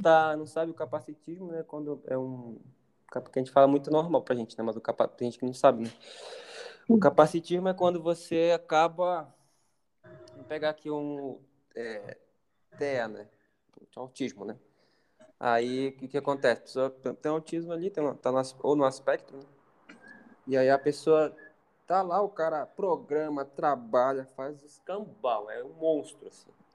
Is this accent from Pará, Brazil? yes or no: yes; Pará, Brazil; moved away; eu sou do Pará, a pessoa sabe que eu sou do Pará